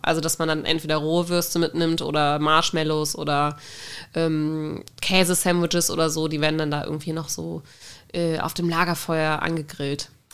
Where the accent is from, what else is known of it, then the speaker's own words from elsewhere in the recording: Germany; now in Norway; Ich überlege die ganze Zeit, wie wir uns da als Deutsche rächen können